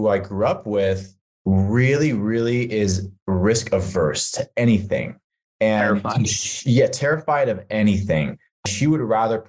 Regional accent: California, United States; moved away; I'm actually from California, which is where you're at right now. I sort of outgrew that California lifestyle, bounced around to a few states

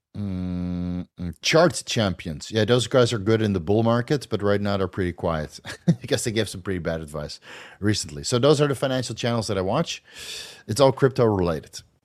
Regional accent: Netherlands; accent: a little bit of a Dutch accent; English is a second language; I still have a little bit of a Dutch accent, but I can pass in Holland if I speak English like this

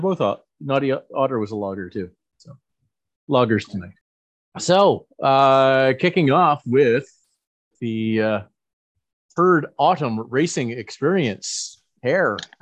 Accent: Saint John, New Brunswick, Canada; my hometown Moosehead Breweries

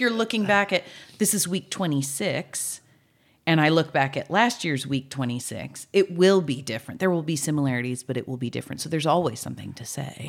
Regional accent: California, United States; So I grew up here.

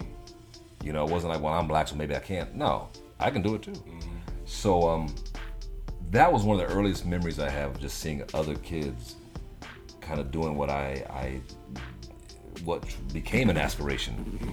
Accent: Virginia, United States; also born or lived in Germany; East Coast mainly, I'd say Virginia. I spent most of my life growing up in Virginia. But my dad was Army.

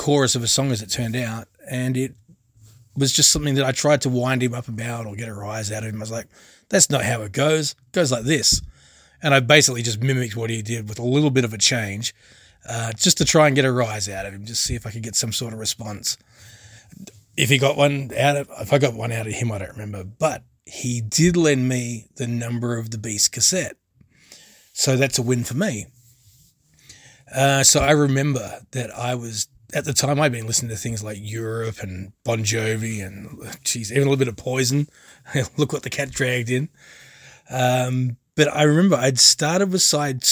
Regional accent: Perth, Western Australia, Australia; now in Kansas City, United States; originally I was from Perth in Western Australia. But that was many years ago since I left home and came this way, because now I find myself in Kansas City, Kansas, in the USA.

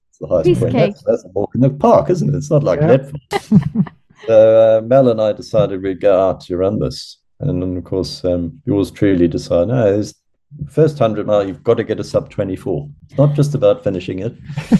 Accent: South Africa; this time as a South African.

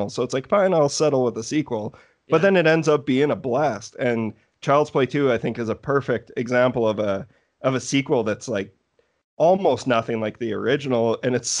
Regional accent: Canada; also born or lived in Saskatoon; I'm a Canadian boy

